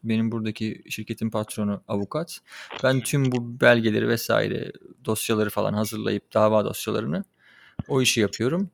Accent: Çanakkale, Turkey; moved away; also born or lived in Kocaeli; Çanakkale'de doğdum. Orada doğup büyüdüm.

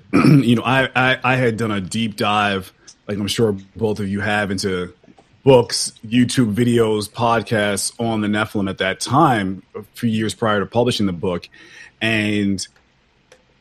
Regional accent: New York, United States; moved away as an adult; now in Dallas, United States; I was born and raised in New York. I lived in New York all my life, but I moved to Dallas a few years ago

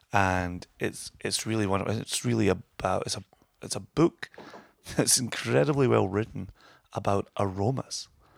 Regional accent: Scotland, United Kingdom; And I'm Scottish and there shouldn't be waste here.

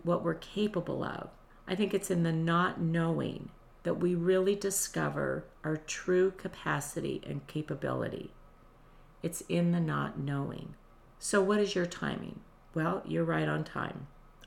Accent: Nevada, United States; I was from Nevada, but I was not used to humid and hot

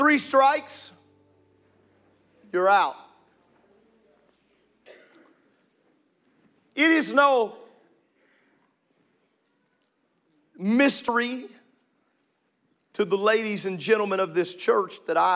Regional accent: Illinois, United States; I grew up in Illinois

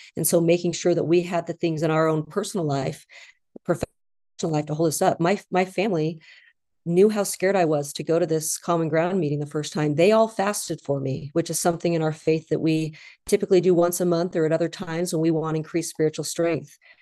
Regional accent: Idaho, United States; I grew up in Idaho

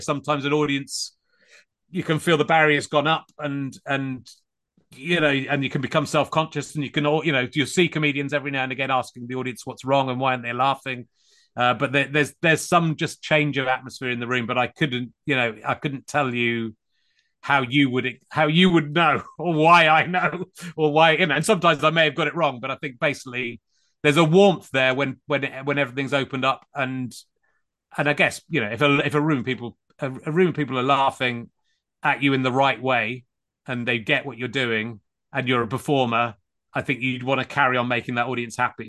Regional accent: Cheddar, South West England, United Kingdom; moved away as an adult; also born or lived in Pocklington, Yorkshire / Leicestershire / London; now in Hertfordshire, United Kingdom; I grew up in Somerset mainly, in Cheddar

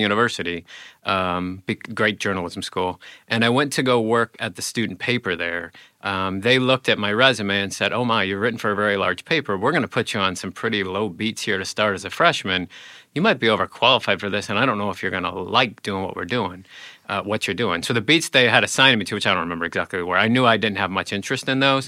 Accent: Illinois, United States; when I grew up in Illinois, I wanted to be, I wanted to be a journalist.

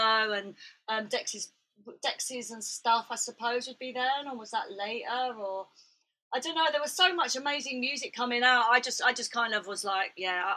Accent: Buxton, East Midlands, United Kingdom; also born or lived in London; my family moved up to Derbyshire when I was like eight, you know, basically, and so to Buxton

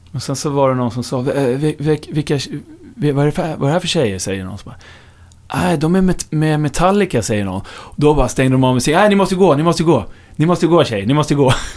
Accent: Upplands Väsby, Stockholm County, Sweden; om man ska vara helt noggrann så är jag väl från Upplands Väsby. Ja. Men det hör ju ändå till Storstockholm

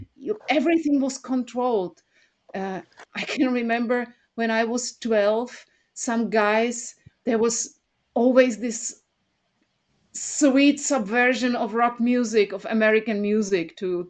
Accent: Prague, Czechia; I was born 1 year before the Soviets, before the invasion, before the Soviets came to our country on tanks and started slaughtering the people in Prague.

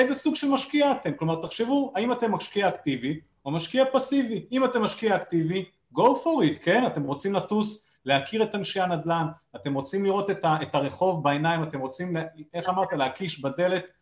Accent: Israel

